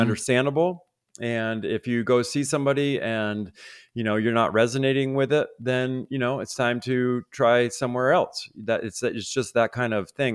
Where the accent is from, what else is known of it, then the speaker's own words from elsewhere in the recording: Vermont, United States; Growing up in Vermont